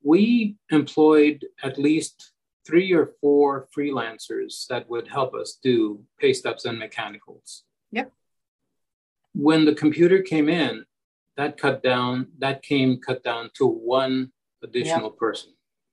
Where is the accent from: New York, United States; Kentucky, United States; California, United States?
New York, United States; I'm a New Yorker.